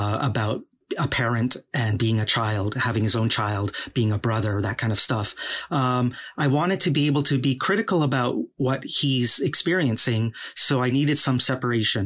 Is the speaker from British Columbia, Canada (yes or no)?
yes; Vancouver, British Columbia, Canada; also born or lived in Guangzhou, China; I'm a hardcore East fan kid through and through